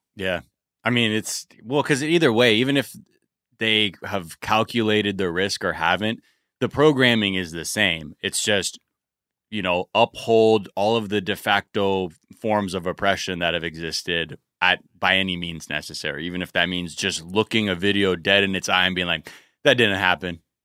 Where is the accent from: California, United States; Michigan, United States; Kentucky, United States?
California, United States; I grew up in California